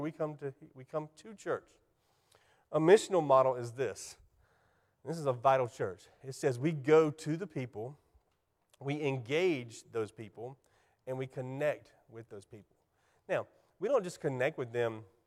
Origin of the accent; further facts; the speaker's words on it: Spartanburg, South Carolina, United States; also born or lived in Anderson, South Carolina; in nineteen eighty-one, I moved from Anderson to Spartanburg